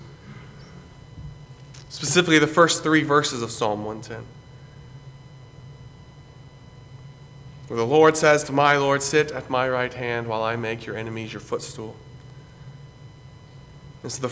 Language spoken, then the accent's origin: English; Greenville, South Carolina, United States; where I grew up in Greenville, South Carolina